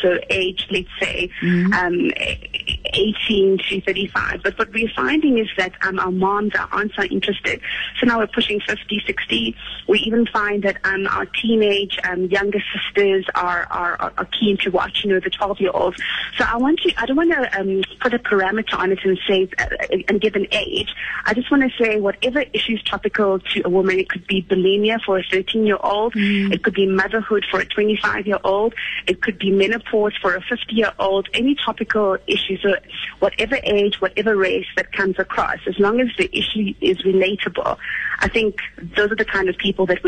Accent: Uganda; now in South Africa; I'm originally from Uganda, and I've been in the country for the last, 32, 33 years

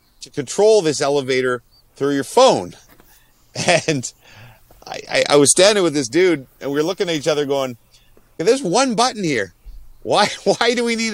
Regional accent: Ottawa, Ontario, Canada; moved away; flying to my hometown, the nation's capital

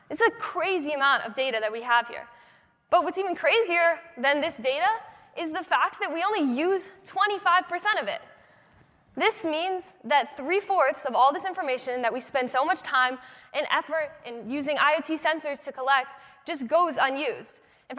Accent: Boston, Massachusetts, United States; I'm 16 years old, I'm from Boston

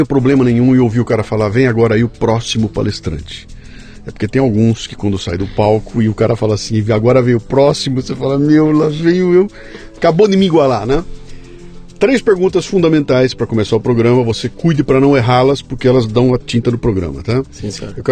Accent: Rio Grande do Sul, Brazil; also born or lived in Rio de Janeiro / Salvador; É, eu bastante. sou gaúcho

